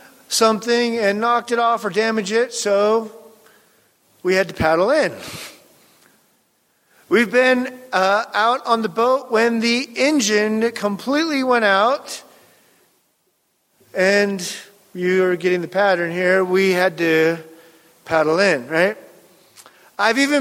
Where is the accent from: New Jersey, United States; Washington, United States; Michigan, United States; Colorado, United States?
Washington, United States; Pacific Northwest, Puget Sound; I grew up around boats in the Pacific Northwest and the Puget Sound